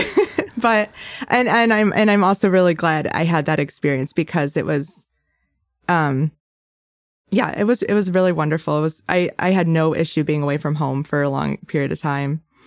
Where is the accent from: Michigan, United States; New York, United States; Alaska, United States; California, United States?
Michigan, United States; Bay City; also born or lived in Metro Detroit; I grew up in Bay City, and I'm the oldest of three.